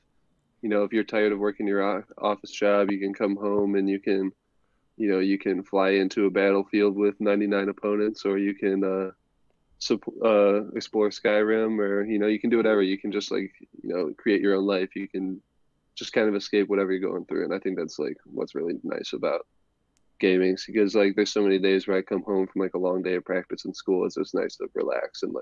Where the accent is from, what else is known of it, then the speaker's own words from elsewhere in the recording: Ohio, United States; I come from Ohio where the weather is always kind of awful